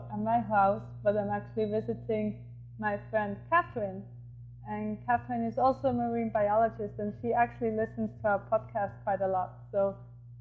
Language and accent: English; Switzerland; now in Caribbean; I'm originally from Switzerland